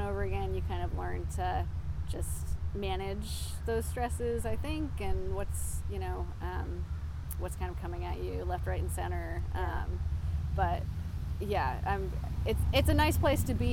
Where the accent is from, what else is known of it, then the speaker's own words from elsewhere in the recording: Yarmouth, Maine, United States; I grew up in Yarmouth, so it really feels like kind of a singular spot